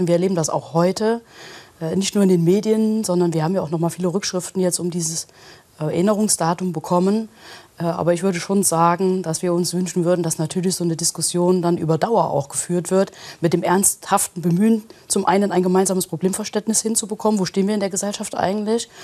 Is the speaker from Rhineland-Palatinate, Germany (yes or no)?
yes; Kusel, Rhineland-Palatinate, Germany; ich komme aus Kusel